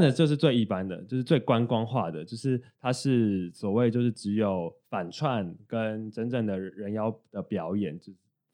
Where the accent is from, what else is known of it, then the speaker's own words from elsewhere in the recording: Taiwan; 我们是台湾人